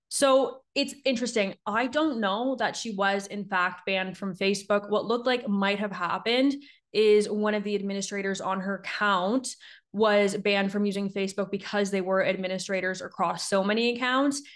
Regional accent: Niagara region, Ontario, Canada; moved away as an adult; also born or lived in Ottawa; now in Calgary, Canada; I grew up in Niagara. I grew up right in between, like, Ontario and, like, Erie

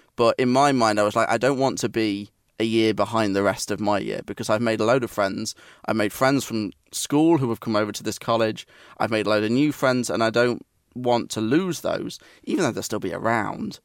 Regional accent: Nottingham, East Midlands, United Kingdom; It was Nottingham Trent University, so it was the university of my hometown

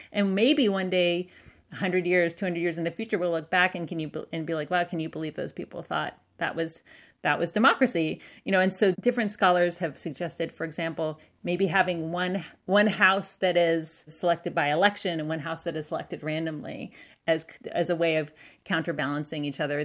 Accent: Canada; also born or lived in United States; because of being Canadian

